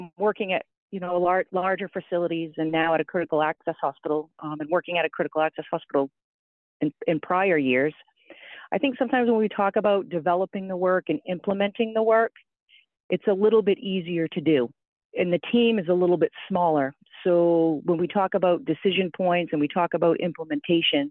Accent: Maine, United States; also born or lived in Indiana; I am actually from Maine originally.

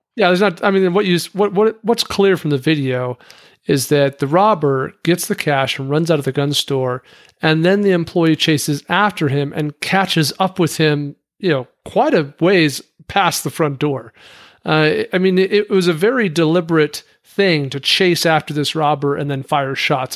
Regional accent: Wyoming, United States; as a kid because I'm from Wyoming

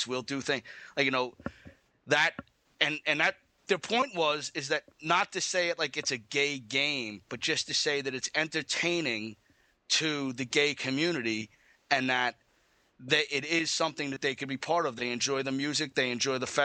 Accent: United States; I'm an American

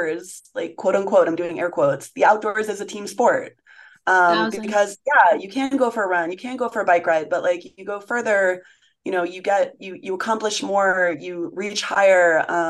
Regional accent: New Hampshire, United States; also born or lived in New Zealand / Connecticut / Tahoe / Winter Park, Colorado; now in Jackson, United States; I'm originally from New Hampshire

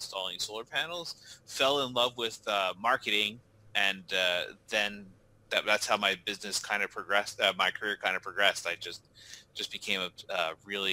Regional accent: New Jersey, United States; I am born and raised in New Jersey

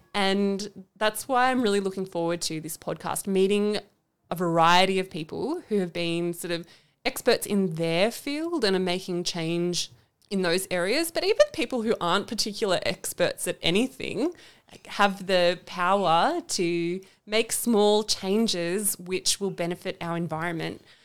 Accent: Canberra, Australian Capital Territory, Australia; I am from Canberra. I've was born in Canberra and I'm not planning to leave anytime soon

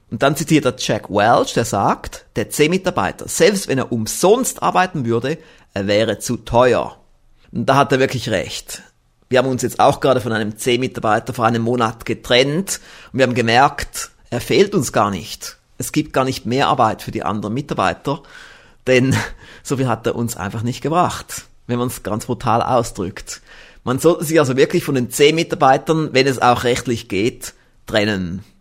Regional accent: Switzerland; Ja, Herr Professor Knoblauch, solche Sachen höre ich doch gerne als Schweizer mit einem Schweizer Unternehmen.

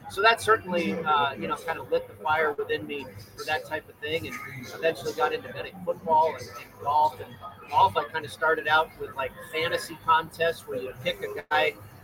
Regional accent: San Francisco Bay Area, California, United States; moved away as an adult; now in Las Vegas, United States; it was 28 years ago that I left San Francisco. I grew up in the Bay Area. I went to college down in Southern California, went back to the Bay Area and got a job there working for a radio station called KSFO.

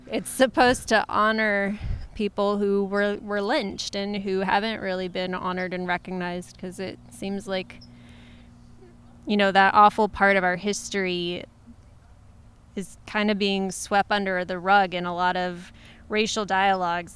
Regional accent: Ohio, United States; moved away; also born or lived in San Francisco / Los Angeles / England; I was raised in Ohio.

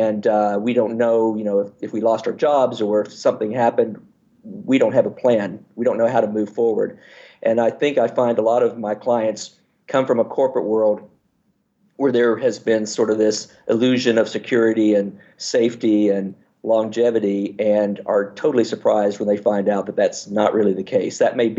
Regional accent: Fairbanks, Alaska, United States; born there; But I was born in Fairbanks, Alaska, and my mother's gynecologist or OB, the person who delivered me, the doctor who delivered me, we became good friends, as everybody in Alaska does

